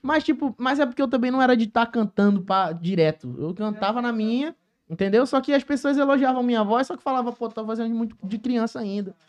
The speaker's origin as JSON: {"language": "Portuguese", "town": "Joaquim Nabuco", "region": "Pernambuco", "country": "Brazil", "tie": "born or raised there", "moved": "yes", "lives_now": "Rio de Janeiro, Brazil", "said": "eu sou cria lá de Joaquim Nabuco, Pernambuco, minha terra, lugar que eu tanto amo"}